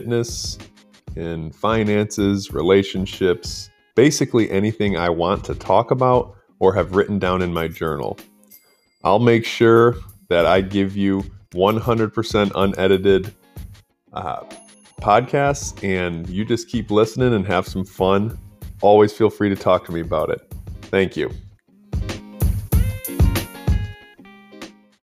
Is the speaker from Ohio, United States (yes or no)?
no; Grand Blanc, Michigan, United States; I grew up in Grand Blanc, Michigan, which is a suburb of Flint